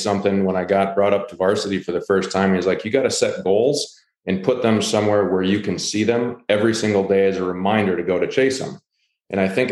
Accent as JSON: {"language": "English", "town": "Rochester", "region": "Minnesota", "country": "United States", "tie": "born or raised there", "moved": "as an adult", "said": "my hometown of Rochester, Minnesota"}